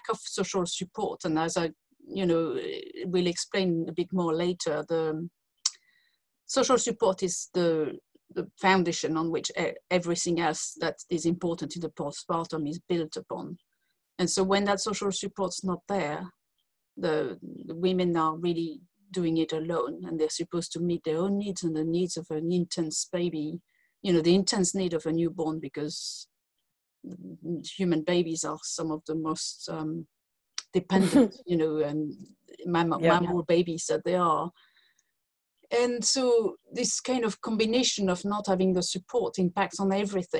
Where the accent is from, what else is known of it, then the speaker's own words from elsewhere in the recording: France; English is a second language; moved away as an adult; now in United Kingdom; As you can hear from my accent, I'm not from the UK. I was born in France, and I came to live in UK 23 years ago.